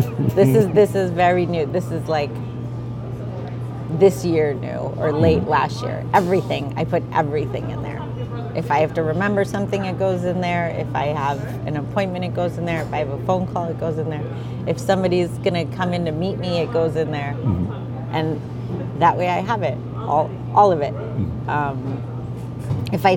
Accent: New Jersey, United States; also born or lived in India; I'm Indian, right? I was born there, but I was raised in New Jersey

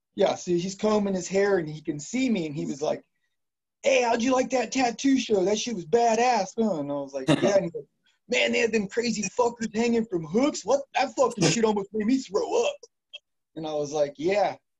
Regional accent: Modesto, California, United States; I grew up a little bit on East Modesto, and in the Highway Village.

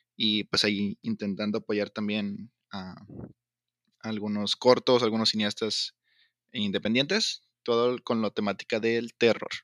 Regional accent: Tamaulipas, Mexico; Soy, soy de Tamaulipas

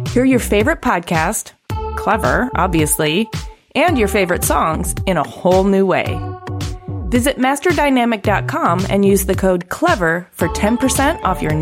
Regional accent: Ypsilanti, Michigan, United States; I grew up in Ypsilanti, yeah. Michigan.

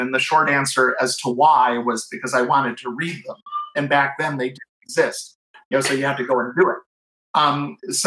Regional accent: Cleveland, Ohio, United States; I'm on the streets of Cleveland, where I'm from

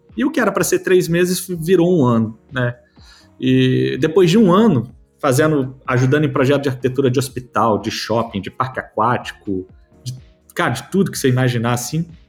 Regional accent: Vitória, Espírito Santo, Brazil; eu sou de Vitória, no Espírito Santo

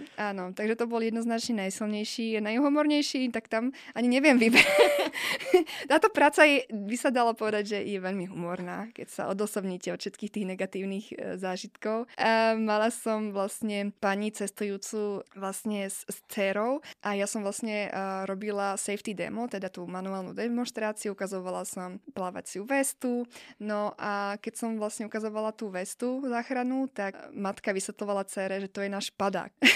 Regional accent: Slovakia; moved away; propagujem sa ako Slovenka, nehambím sa za

